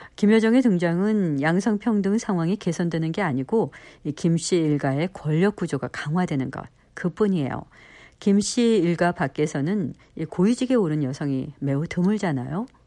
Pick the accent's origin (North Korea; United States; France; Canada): United States; Minnesota; moved away; 저는 미국 미네소타에서 나고 자랐지만